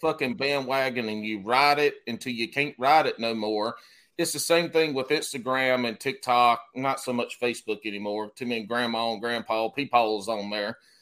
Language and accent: English; South Carolina, United States; I, I was born and raised in South Carolina